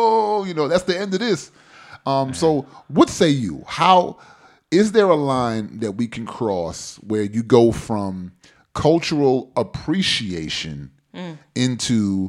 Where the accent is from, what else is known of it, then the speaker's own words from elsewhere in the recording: Jamaica; Okay, I'm half and half, my Trinidad and Jamaica.